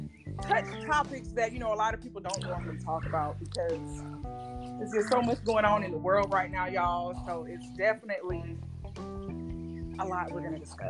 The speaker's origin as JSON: {"language": "English", "region": "Georgia", "country": "United States", "tie": "born or raised there", "said": "How are y'all doing this morning? I am born and raised in Georgia as well. I am a mother of four, two boys, two girls"}